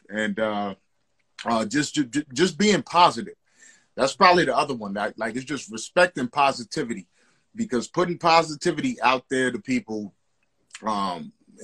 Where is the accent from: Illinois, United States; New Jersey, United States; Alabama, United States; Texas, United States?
New Jersey, United States; I'm from Jersey